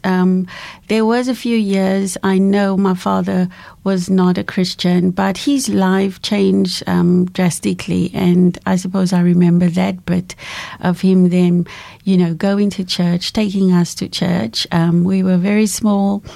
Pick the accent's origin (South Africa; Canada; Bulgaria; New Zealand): South Africa; Cape Town, Western Cape; moved away as an adult; I was born in Cape Town, born in a little area called Bishop Lavis, many moons ago, to a very beautiful family, my parents, and we are four children. I grew up on the Cape